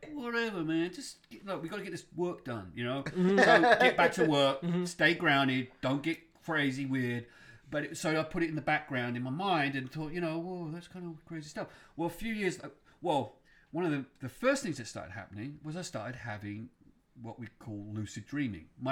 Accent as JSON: {"language": "English", "area": "Stonehenge", "region": "South West England", "country": "United Kingdom", "tie": "born or raised there", "moved": "yes", "lives_now": "United States", "said": "I grew up around Stonehenge"}